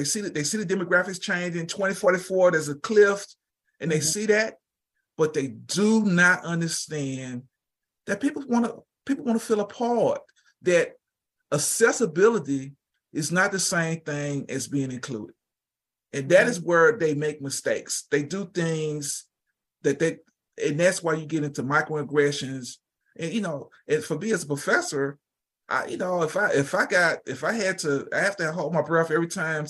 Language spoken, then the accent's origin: English; the South, United States; I mean, growing up in the South, we run across all.